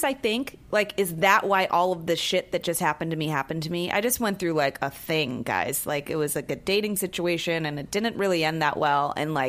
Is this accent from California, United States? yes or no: yes; Bay Area, California, United States; moved away; I'm from the Bay Area.